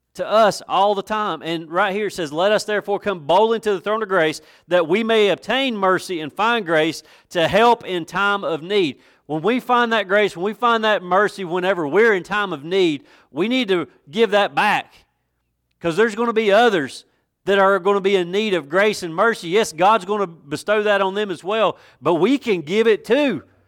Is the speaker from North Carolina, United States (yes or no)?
yes; West End of Watauga County, North Carolina, United States; I'm from the West End of Watauga County